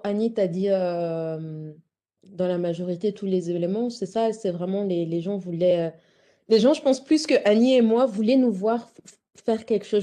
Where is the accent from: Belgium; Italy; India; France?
Belgium; je suis d'origine congolaise, mais j'ai grandi en Belgique